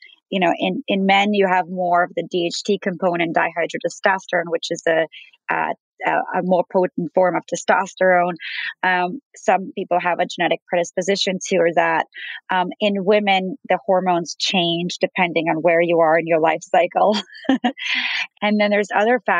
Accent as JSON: {"language": "English", "region": "New York", "country": "United States", "said": "As a New Yorker"}